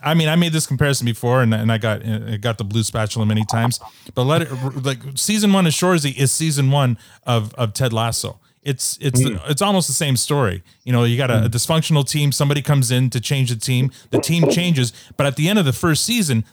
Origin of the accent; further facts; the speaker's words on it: Canada; I'm the world's worst Canadian.